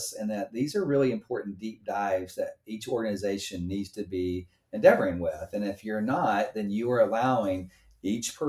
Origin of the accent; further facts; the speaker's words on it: United States; being an American